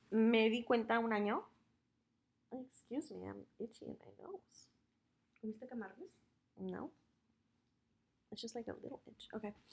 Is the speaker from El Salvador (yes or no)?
no; Mexico; yo like, wait, sí somos de México, relájate.